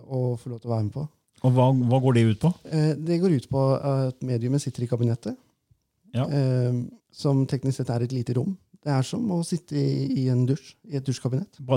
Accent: Innlandet, Norway; accent: Valdres dialect; Eh, og for jeg er jo fra Valdres, ikke sant?

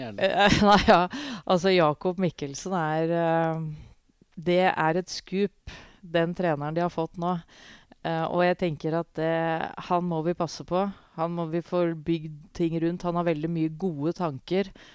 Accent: Hamar, Innlandet, Norway; jeg vokste opp på tribuna på Briskeby

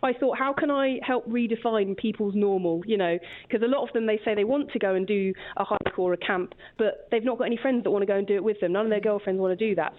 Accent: Kingston upon Thames, London, United Kingdom; I'm from Kingston upon Thames in Surrey

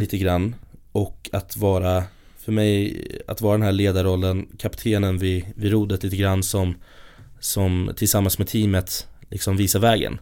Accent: Stockholm, Stockholm County, Sweden; Jag har ju turen att jag kommer från Stockholm, från, ja, här i Stockholm

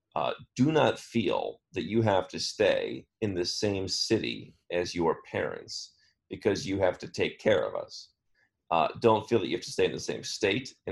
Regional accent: Cleveland, Ohio, United States; moved away as an adult; I grew up in Cleveland, the suburbs of Cleveland, Ohio.

